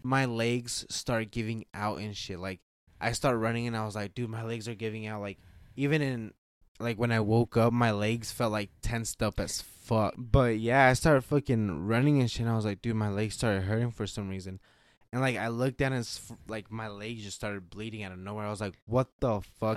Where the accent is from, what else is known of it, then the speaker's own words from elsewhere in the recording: Nevada, United States; we're from Nevada